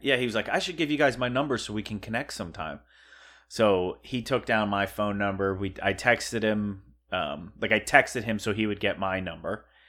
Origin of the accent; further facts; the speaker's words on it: Pennsylvania, United States; moved away; we're from Pennsylvania, too